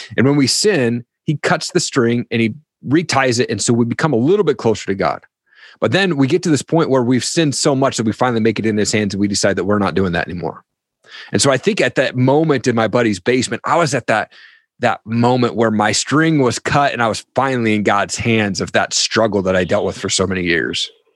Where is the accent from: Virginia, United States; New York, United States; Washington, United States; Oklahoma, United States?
Washington, United States; Eastern Washington State, United States; I grew up in Eastern Washington State